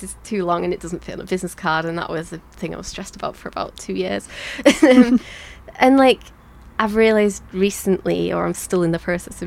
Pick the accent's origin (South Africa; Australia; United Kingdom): United Kingdom; Leeds, Yorkshire and the Humber; moved away; I've lived in a few different places, but I was born in Leeds, and by coincidence, I've ended up back here